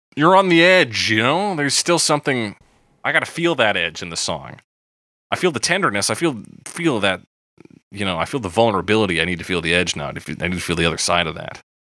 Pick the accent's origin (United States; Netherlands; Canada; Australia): Canada; we count as Canadian content